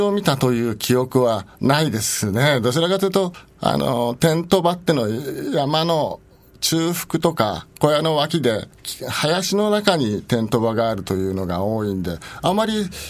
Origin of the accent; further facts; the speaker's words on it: Nakano, Tokyo, Japan; 私は中野区の鷺宮というところで生まれ育ったものですけれども